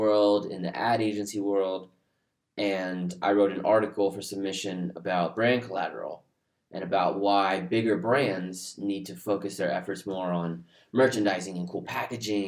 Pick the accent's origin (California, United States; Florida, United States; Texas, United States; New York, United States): Texas, United States; Houston; moved away as an adult; now in Dallas, United States; we're from Houston